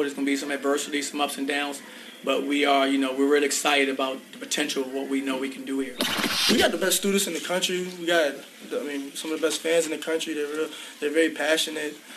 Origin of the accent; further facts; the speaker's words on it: Orlando, Florida, United States; I'm from Orlando and I love it here.